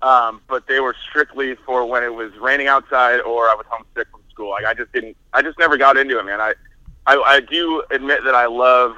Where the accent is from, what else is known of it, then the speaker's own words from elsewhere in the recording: Detroit, Michigan, United States; I don't know why because I grew up, you know, so close to Canada. I grew up in Detroit